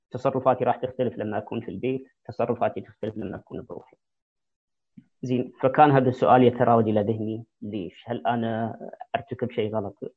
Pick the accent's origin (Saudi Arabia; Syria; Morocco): Saudi Arabia; moved away; القيم والاخلاق الايجابيه اللي جيت فيها من السعوديه